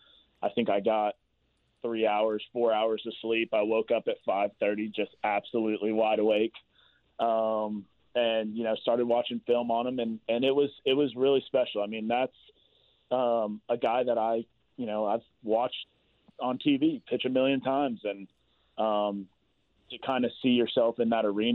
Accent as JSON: {"language": "English", "region": "the South", "country": "United States", "said": "I'm from the South, so that's what we do down there."}